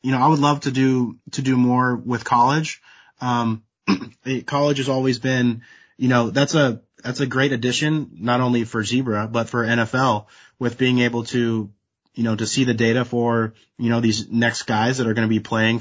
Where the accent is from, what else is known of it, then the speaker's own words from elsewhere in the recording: West Coast, United States; I'm from the West Coast